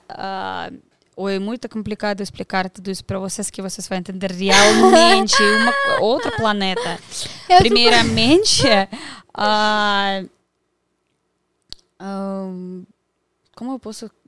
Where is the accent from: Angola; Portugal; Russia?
Russia; Portuguese is a second language; moved away as an adult; now in Brazil; Eu sou da Rússia